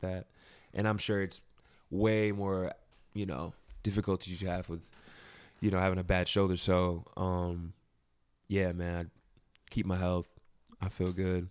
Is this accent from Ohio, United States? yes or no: yes; Ohio, United States; moved away as an adult; also born or lived in Fayetteville, North Carolina; now in New York, United States; I lived there for about three or four years, but I've lived basically my whole life in Ohio